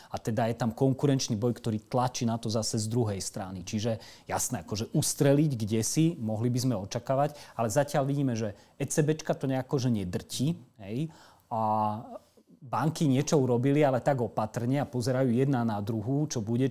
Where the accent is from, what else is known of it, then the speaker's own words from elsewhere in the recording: Slovakia; my nie sme racionálni kupujúci a nielen my Slováci